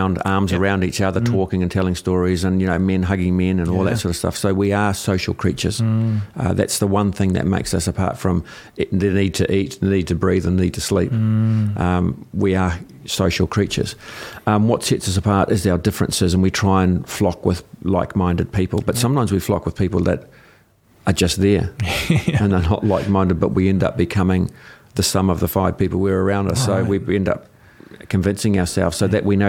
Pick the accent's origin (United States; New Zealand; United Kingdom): New Zealand; I'm a New Zealander. I'm a Kiwi.